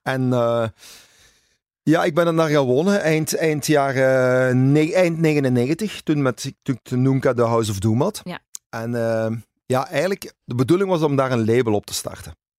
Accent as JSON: {"language": "Dutch", "town": "Zonhoven", "region": "Flanders", "country": "Belgium", "tie": "born or raised there", "also_born_or_lived": "Hasselt / Ibiza", "said": "ik heb eigenlijk heel mijn leven in Zonhoven gewoond. Ik ben een Zonhovenaar en hart en ziel. Ik ben eigenlijk geboren in Hasselt, maar dat is eh, vlak bij Zonhoven."}